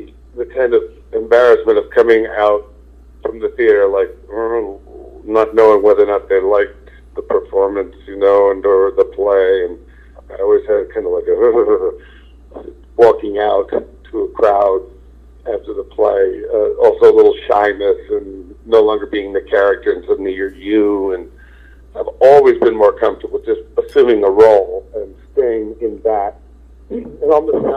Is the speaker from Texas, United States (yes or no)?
no; New Jersey, United States; moved away; I grew up in New Jersey